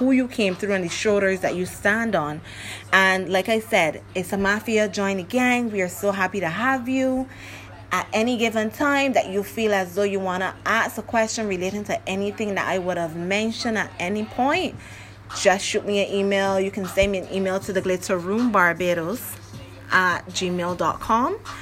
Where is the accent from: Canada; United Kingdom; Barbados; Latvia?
Barbados; accent: Barbadian; I'm from Barbados, so my accent is going to step in. And along with my dialect